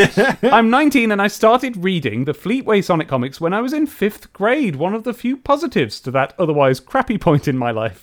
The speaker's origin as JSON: {"language": "English", "region": "England", "country": "United Kingdom", "accent": "English", "said": "my English accent"}